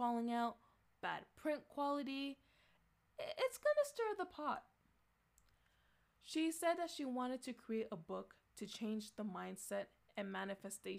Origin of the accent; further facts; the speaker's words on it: Canada; I am from Canada